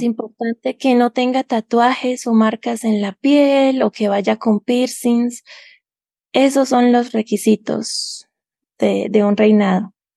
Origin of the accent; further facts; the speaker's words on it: Bucaramanga, Santander, Colombia; moved away as an adult; now in Tunja, Colombia; soy de Colombia, vivo en Tunja, Boyacá, queda a dos horas de la capital Bogotá, Colombia. Y acá hace frío todo el año porque la altitud de Tunja es 2.883 metros sobre el nivel del mar, lo que lo hace con una temperatura muy fría. Em, pero nací en Bucaramanga